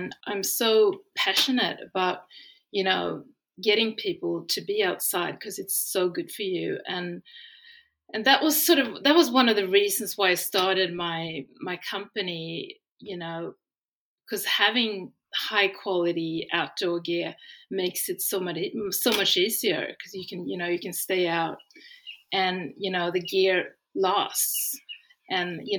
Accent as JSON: {"language": "English", "country": "Sweden", "tie": "born or raised there", "moved": "yes", "lives_now": "Australia", "said": "I'm from Sweden. I live in Australia. When I was young in Sweden, I grew up attending a forest kindergarten"}